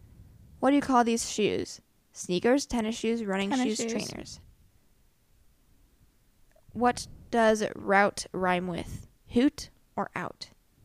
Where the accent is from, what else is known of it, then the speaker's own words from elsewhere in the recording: Midwest, United States; Yeah. We are indeed from the Midwest.